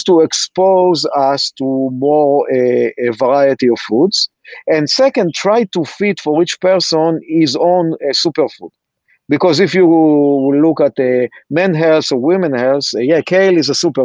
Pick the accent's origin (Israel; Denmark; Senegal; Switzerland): Israel; accent: Israeli; now in United States; I'm Israeli